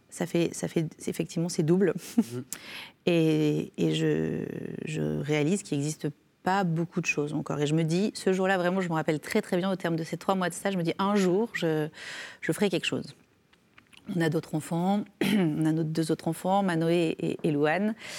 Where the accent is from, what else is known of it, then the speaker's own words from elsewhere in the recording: Ardèche, Auvergne-Rhône-Alpes, France; now in Drôme, France; je suis née en Ardèche, mais je vis dans la Drôme